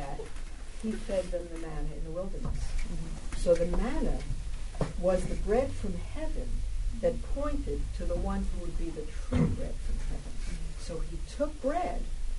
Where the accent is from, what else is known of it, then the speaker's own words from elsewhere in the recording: New York City, New York, United States; I'm from Brooklyn, I'm tough